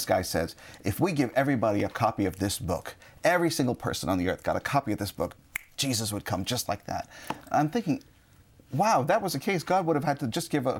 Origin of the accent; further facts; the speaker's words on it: India; I'm Indian